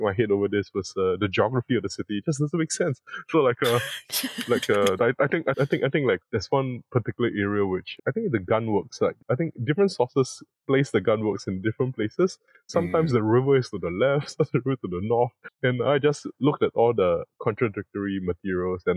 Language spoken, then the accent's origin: English; Singapore; my country, I come from Singapore